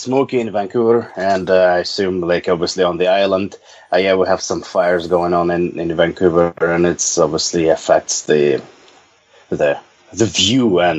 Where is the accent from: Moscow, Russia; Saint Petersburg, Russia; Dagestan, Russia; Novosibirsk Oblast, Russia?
Novosibirsk Oblast, Russia; Novosibirsk; moved away as an adult; then I ended up being the citizen of a different country, and I lived in Novosibirsk for 22 years